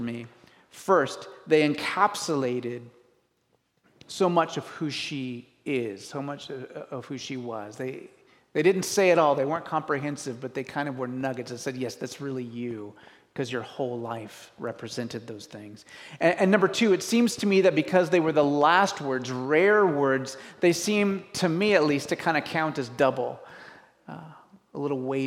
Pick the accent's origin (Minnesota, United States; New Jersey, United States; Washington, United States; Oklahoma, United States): Washington, United States; I grew up in Washington